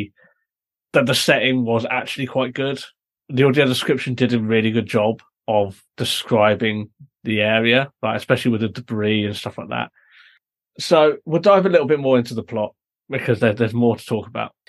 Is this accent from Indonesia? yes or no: no; United Kingdom